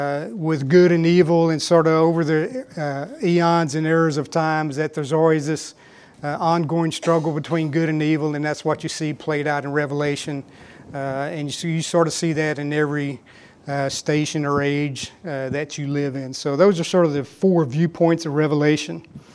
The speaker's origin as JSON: {"language": "English", "town": "West", "region": "Texas", "country": "United States", "tie": "born or raised there", "said": "and I can never say this right because I grew up here in West, and this is how we talked here in West"}